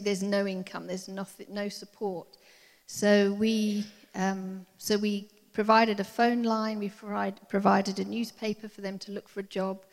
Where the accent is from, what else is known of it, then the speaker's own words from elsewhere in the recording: England, United Kingdom; moved away as an adult; now in Cape Town, South Africa; I'm English